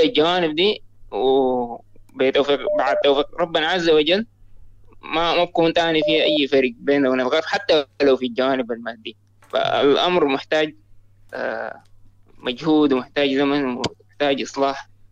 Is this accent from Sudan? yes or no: yes; Sudan; انا من السودان